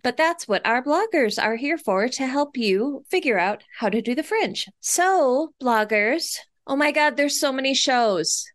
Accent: Minnesota, United States; I'm from Minnesota.

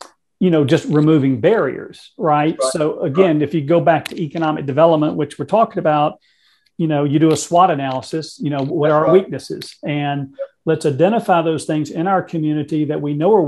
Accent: Mississippi, United States; the state of Mississippi, my home state

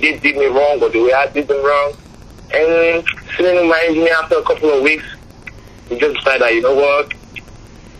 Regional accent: Nigeria; moved away as an adult; now in United States; Growing up in Nigeria was tough

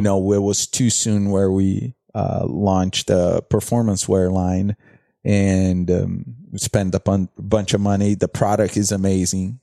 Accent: Brazil; English is a second language; also born or lived in Fort Lauderdale; now in United States; I come from Brazil

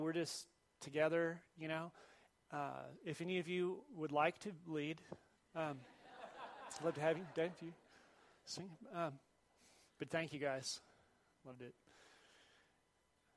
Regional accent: Dallas, Texas, United States; moved away; I grew up in Dallas, North Dallas.

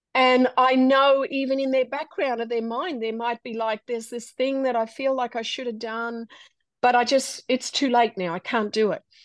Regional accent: Australia; moved away as an adult; now in United States; we are a little Australian family uh, growing up in Australia and disaster happens and a door opens for us to come to America

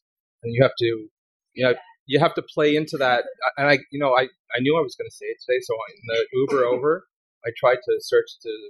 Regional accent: Canada; So being a Canadian is never factored into any of my investment decisions.

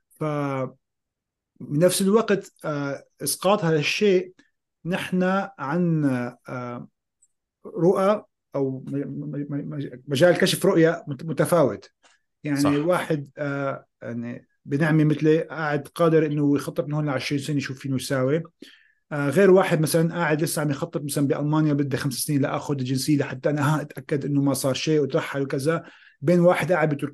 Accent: Syria; moved away; انا طلعت من سوريا خيو بدي احكي لك بكل صراحه

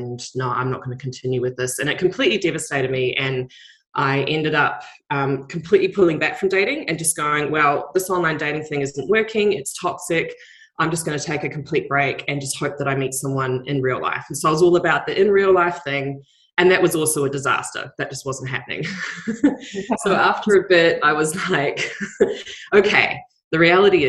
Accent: New Zealand; now in Australia

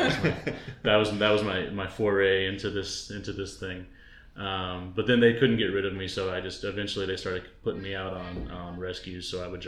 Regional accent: Texas, United States; moved away as an adult; now in Oregon, United States; So I'm from Texas originally, so I've only been in Oregon now for my third summer. I went to school at Texas Tech University, so that's up in the Panhandle near getting close to New Mexico and West Texas.

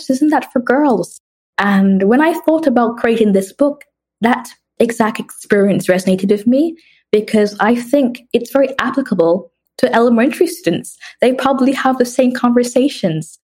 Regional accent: New York City, New York, United States; also born or lived in Jamaica / London, United Kingdom; So, I was born in Jamaica and I moved around a lot. I moved to London when I was two years old, and I spent six years there prior to moving to United States and grew up in New York City, which was a very fun experience.

